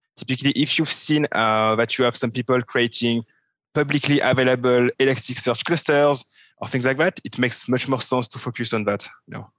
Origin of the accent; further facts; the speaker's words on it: France; accent: French; English is a second language; now in Switzerland; I'm a French guy, which you can figure out from my terrible French accent. Um, I'm living in Switzerland.